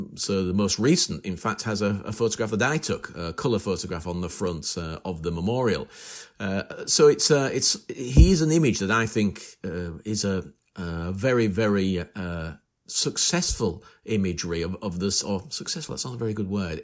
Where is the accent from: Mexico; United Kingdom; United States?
United Kingdom; northern England; accent: northern; my northern accent